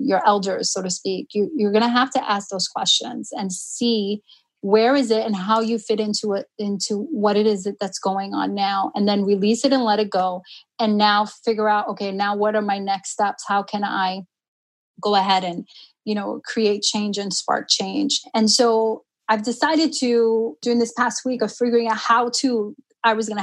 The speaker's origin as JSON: {"language": "English", "town": "New York City", "region": "New York", "country": "United States", "tie": "born or raised there", "also_born_or_lived": "Jamaica, Queens", "first_language": "Spanish", "second_language": "English", "lives_now": "Long Island, United States", "said": "I grew up in Harlem."}